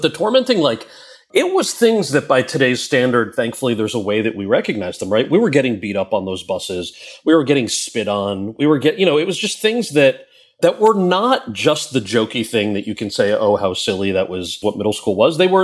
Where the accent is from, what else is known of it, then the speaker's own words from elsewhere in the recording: Freehold, New Jersey, United States; moved away as an adult; also born or lived in Wayne, New Jersey; now in New York, United States; I was born in Jersey. I grew up mostly in Wayne and in a town called Freehold